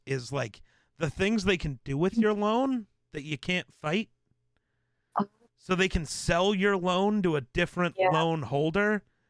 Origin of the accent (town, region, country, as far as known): Wyoming, United States